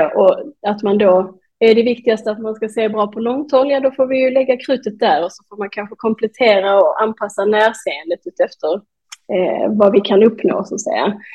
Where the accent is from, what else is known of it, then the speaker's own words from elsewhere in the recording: Malmö, Skåne, Sweden; moved away as an adult; also born or lived in Denmark / Norway; då har jag flyttat tillbaka till Malmö där jag kommer ifrån